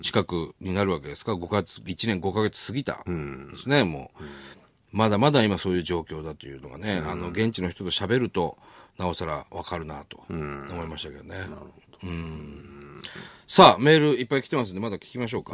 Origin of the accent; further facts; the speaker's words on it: Sendai, Miyagi, Japan; 我々と同じ仙台市出身